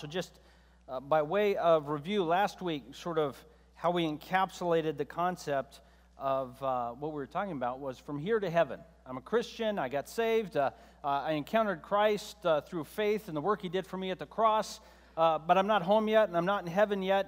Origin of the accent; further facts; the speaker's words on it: United States; both you and I, as American believers